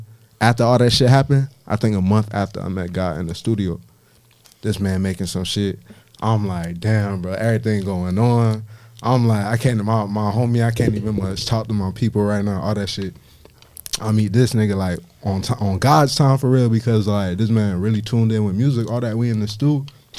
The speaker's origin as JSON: {"language": "English", "town": "Miami", "region": "Florida", "country": "United States", "tie": "born there", "said": "I'm from everywhere, nowhere, but I was born in Miami."}